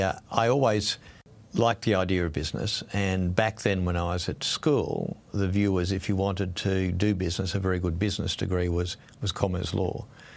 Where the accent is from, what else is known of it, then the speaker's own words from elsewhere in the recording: Sydney, New South Wales, Australia; also born or lived in Brisbane; I grew up in Sydney largely, a little bit in Brisbane, but largely in Sydney in the 60s and 70s. It was in suburban life.